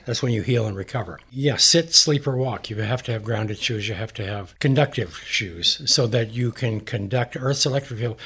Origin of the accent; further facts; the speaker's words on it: Montana, United States; I'm a cowboy from Montana.